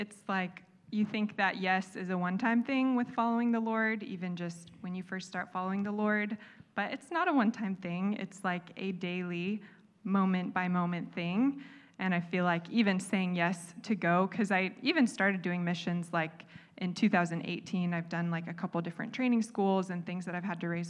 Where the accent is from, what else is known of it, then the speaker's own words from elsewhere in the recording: United States; moved away; also born or lived in Bali; us being American